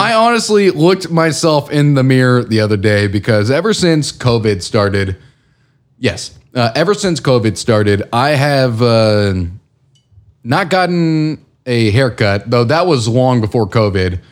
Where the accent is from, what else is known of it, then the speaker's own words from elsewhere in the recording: Houston, Texas, United States; I grew up in Houston